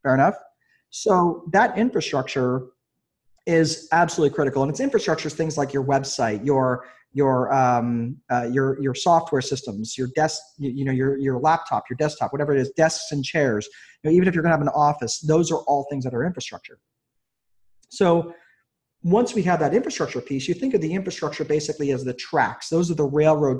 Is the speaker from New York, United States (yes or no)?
yes; New York, United States; now in Indiana, United States; I grew up in New York, in New York State